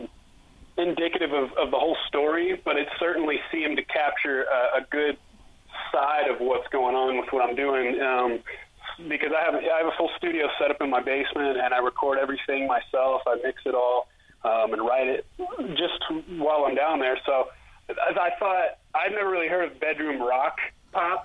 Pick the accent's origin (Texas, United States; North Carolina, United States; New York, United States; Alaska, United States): Alaska, United States; Anchorage; now in Denver, United States; I'm from Anchorage, Alaska, and I actually moved, I moved to Denver about 2014.